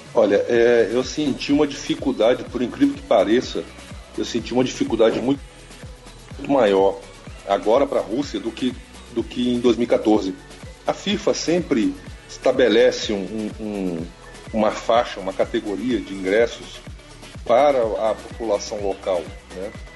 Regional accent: Brasília, Federal District, Brazil; sou de Brasília

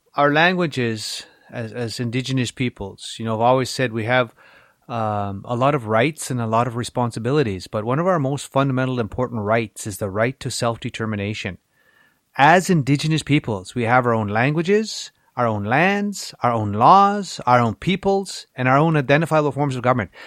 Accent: Little Black Bear, Saskatchewan, Canada; We grew up on Little Black Bear on the east side of the reservation.

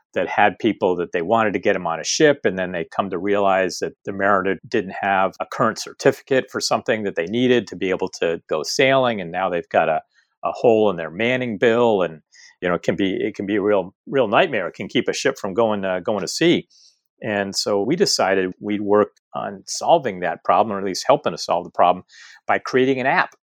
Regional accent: East Coast, United States; now in San Diego, United States; I grew up on the East Coast and grew up around boats

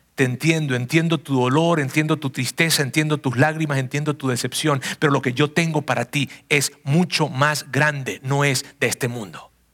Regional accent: southern Venezuela, Venezuela; moved away as an adult; salí de mi ciudad natal, una ciudad que queda al sur de Venezuela

